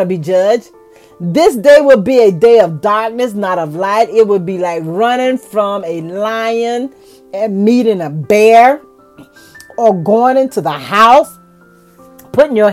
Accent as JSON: {"language": "English", "country": "United States", "said": "I am an American"}